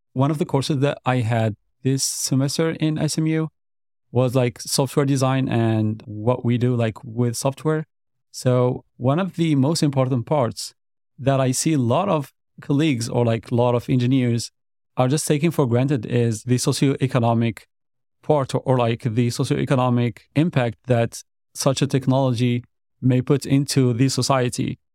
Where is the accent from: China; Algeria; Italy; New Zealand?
Algeria; moved away as an adult; now in Dallas, United States; back in my country. So like I'm originally also from Algeria.